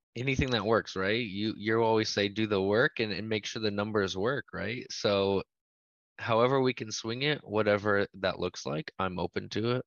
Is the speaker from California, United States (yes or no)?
yes; Central Valley, an hour south of Fresno, California, United States; moved away as an adult; now in Fresno, United States; I grew up in the Central Valley, but I saw it as, uh, hour south of Fresno, so born and raised